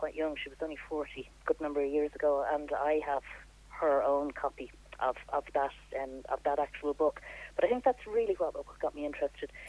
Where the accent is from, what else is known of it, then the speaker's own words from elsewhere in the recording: Dublin, Leinster, Ireland; also born or lived in Australia; now in Naul, Ireland; I grew up in Santry